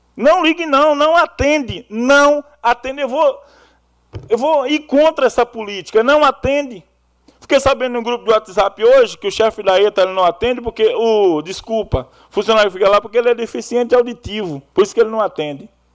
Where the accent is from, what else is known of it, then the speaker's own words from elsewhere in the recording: Bahia, Brazil; now in Iracemápolis, Brazil; Eu, como baiano que sou